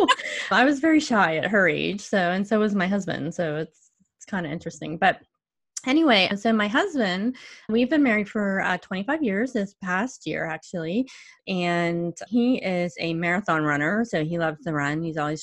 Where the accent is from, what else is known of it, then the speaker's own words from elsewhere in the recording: Ohio, United States; also born or lived in Pittsburgh area; now in Pittsburgh, United States; So I live in the Pittsburgh area. I was actually born and raised in Ohio.